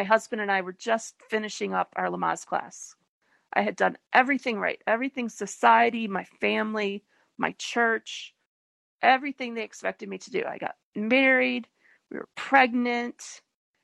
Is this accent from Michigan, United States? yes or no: yes; Detroit, Michigan, United States; the hospital where I was born in Detroit